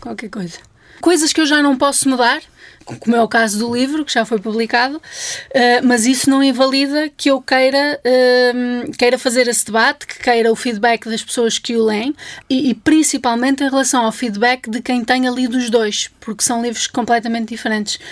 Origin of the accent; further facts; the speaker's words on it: Vizela, Braga, Portugal; moved away; eu, entretanto, já saí de Vizela há alguns anos, portanto, quando lá volto, até já há uma certa relação de estranheza